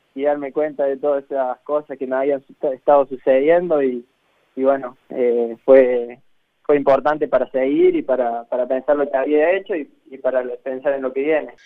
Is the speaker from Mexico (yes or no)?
no; Calchín, Córdoba, Argentina; now in Buenos Aires, Argentina; yo nací en Calchín, es un pueblo que está a 100 kilómetros de Córdoba capital